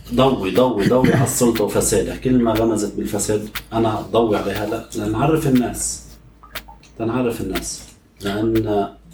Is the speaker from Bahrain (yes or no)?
no; Lebanon; moved away; نحن بلبنان